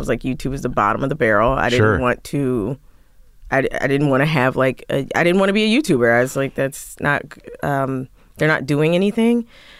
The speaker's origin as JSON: {"language": "English", "town": "Philadelphia", "region": "Pennsylvania", "country": "United States", "tie": "born or raised there", "said": "So in Philly, I grew up in Philly and like, I just went to, you know, regular old public school."}